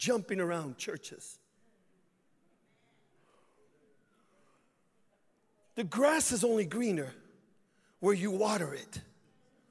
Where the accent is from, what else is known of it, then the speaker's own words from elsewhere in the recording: Chicago, Illinois, United States; I grew up in Chicago